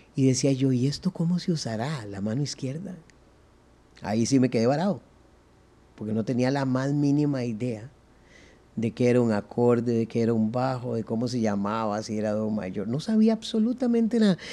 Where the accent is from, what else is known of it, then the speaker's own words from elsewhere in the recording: San José, Costa Rica; also born or lived in Zapote; yo nací en la maternidad Carid y los primeros once meses los viví en barrio Cristo Rey